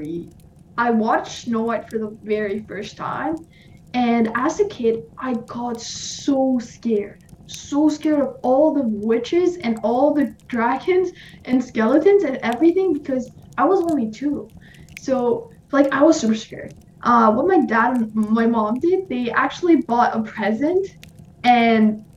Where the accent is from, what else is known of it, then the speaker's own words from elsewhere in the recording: Iran; moved away; I'm from Iran